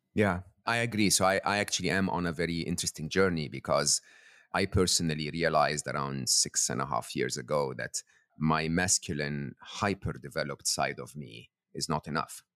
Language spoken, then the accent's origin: English; Egypt; I'm born and raised in Egypt